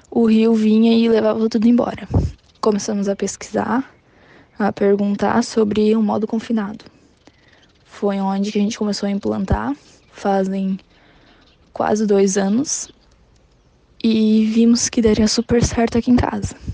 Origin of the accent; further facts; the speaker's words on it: São Martinho, Brazil; sou do município de São Martinho, tenho 19 anos